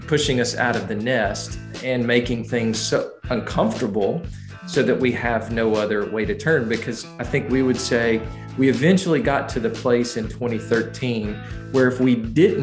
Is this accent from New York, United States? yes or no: no; Montgomery, Alabama, United States; also born or lived in Wetumpka, Alabama; I'm from Montgomery originally, born and raised